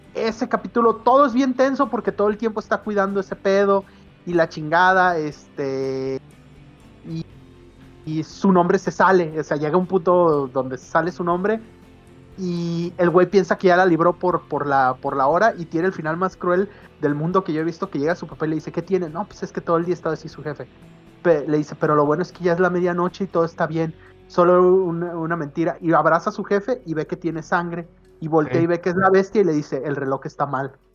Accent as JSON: {"language": "Spanish", "town": "Guadalajara", "region": "Jalisco", "country": "Mexico", "said": "porque uno es de aquí. Eh, como tapatío"}